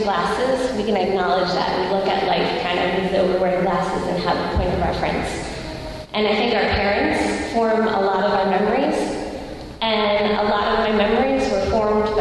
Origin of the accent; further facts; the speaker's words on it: Lansdale, Pennsylvania, United States; also born or lived in Upper Gwynedd, Pennsylvania; And I grew up in Lansdale and Upper Gwinnett, and so like fully in the area